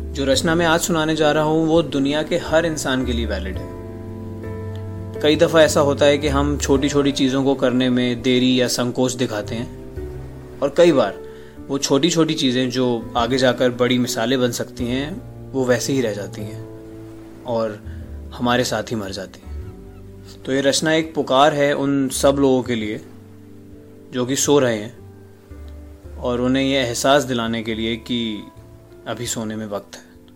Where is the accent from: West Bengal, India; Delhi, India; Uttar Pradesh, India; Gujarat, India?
Delhi, India; New Delhi; मैं नई दिल्ली का रहने वाला हूँ